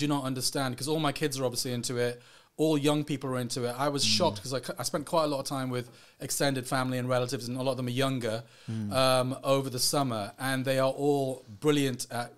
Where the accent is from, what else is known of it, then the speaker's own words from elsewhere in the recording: North Wales, United Kingdom; also born or lived in Sri Lanka; North Wales was a beautiful place to grow up